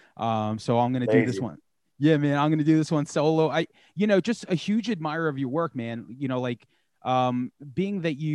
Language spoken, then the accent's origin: English; Long Island, New York, United States; I'm from New York, I'm from Long Island